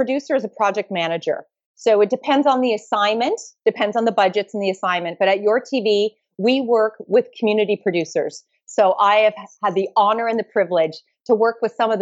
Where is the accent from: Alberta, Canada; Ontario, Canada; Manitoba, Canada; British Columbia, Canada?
Ontario, Canada; Mississauga; also born or lived in Toronto; I was born in Toronto and I grew up in Toronto, Mississauga